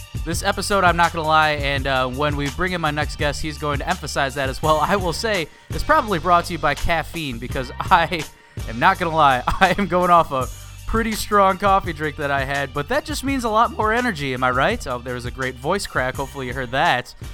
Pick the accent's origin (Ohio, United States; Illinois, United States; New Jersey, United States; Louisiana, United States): Illinois, United States; Chicago; I'm from Chicago